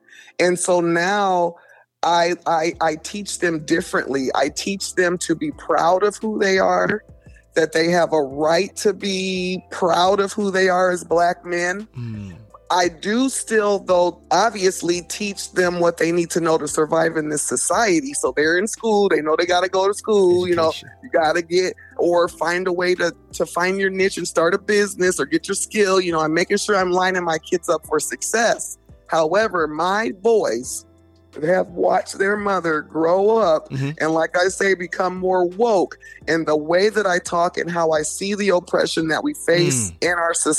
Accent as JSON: {"language": "English", "region": "Delaware", "country": "United States", "tie": "born there", "also_born_or_lived": "Texas / Germany / Virginia", "said": "I was born on the East Coast in Delaware, lived there for about 2 years of my life, then moved to Texas for a year, then moved to Germany for 3 years, then back to Texas, then Virginia"}